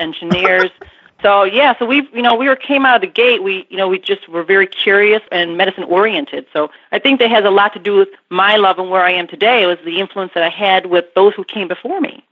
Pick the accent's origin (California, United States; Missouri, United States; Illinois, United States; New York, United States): Illinois, United States; Burbank; on the southwest side of Chicago in a little town called Burbank.